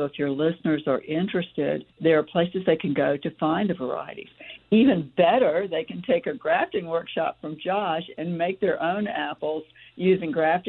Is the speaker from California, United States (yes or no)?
no; West Point, Georgia, United States; also born or lived in Atlanta, Georgia; I was born in Georgia, born in Atlanta, and I grew up in West Point, Georgia.